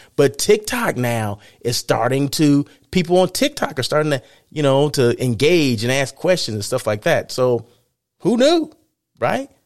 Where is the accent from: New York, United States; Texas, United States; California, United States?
California, United States; Blythe; moved away; I was in Blythe, my hometown